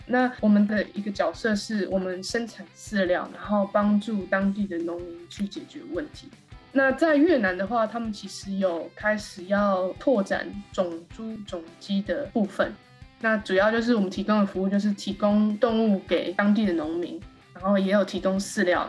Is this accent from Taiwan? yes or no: yes; Taiwan; moved away as an adult; also born or lived in Taichung; now in Netherlands; 我是台湾人，然后我之前从中心大学毕业，读中心大学动物科学系